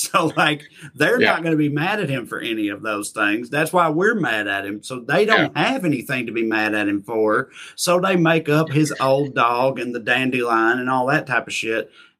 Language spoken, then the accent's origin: English; Tennessee, United States; My home state of Tennessee